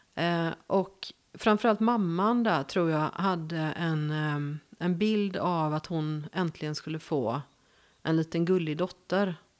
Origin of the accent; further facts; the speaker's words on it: Gothenburg, Västra Götaland, Sweden; accent: west coast; moved away as an adult; now in Värmland, Sweden; jag är född i Göteborg